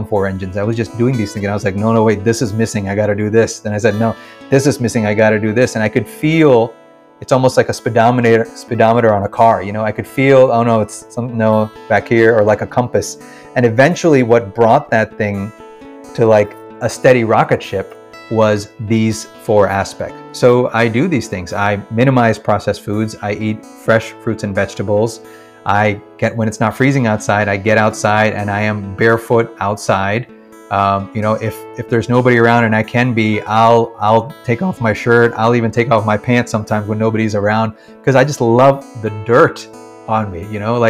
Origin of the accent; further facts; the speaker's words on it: Kerala, India; also born or lived in Washington, D.C., United States; So, yes, I was born in Washington, D.C. And then within a year or two, I think, we moved back to India, actually. So my first memories are from Kerala, in the village